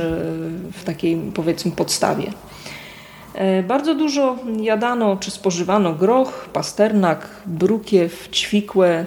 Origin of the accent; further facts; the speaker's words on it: Kwidzyn, Pomeranian Voivodeship, Poland; Pochodzę z Kwidzyna, właściwie można powiedzieć cały czas mieszkam w jednym miejscu, przy tej samej ulicy